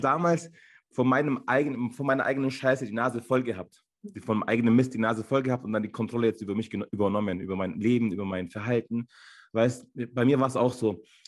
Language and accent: German; Munich, Bavaria, Germany; also born or lived in Ankara, Turkey / Landsberg; ich bin hier in München geboren. Äh, man sagt auch, ich wäre so ein türkischer Bayer